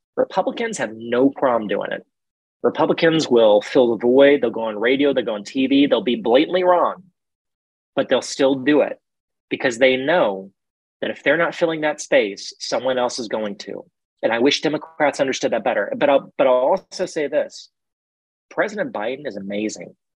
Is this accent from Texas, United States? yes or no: yes; Central Texas, United States; growing up in Central Texas